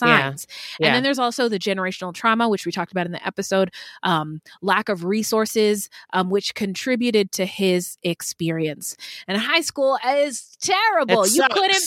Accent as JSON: {"language": "English", "region": "Pacific Northwest", "country": "United States", "tie": "born or raised there", "said": "I was a fat little black girl growing up in the Pacific Northwest"}